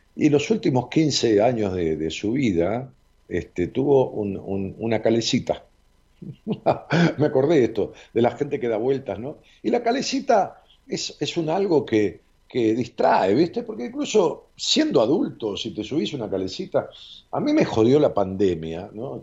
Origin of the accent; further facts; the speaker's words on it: Ramos Mejía, Buenos Aires Province, Argentina; Mi tío tenía una calecita común de barrio en la plaza de mi pueblo, de Ramos Mejía